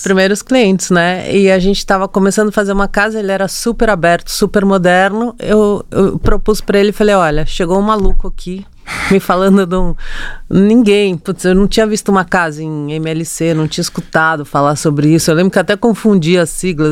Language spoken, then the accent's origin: Portuguese; São Paulo, Brazil; Eu nasci em São Paulo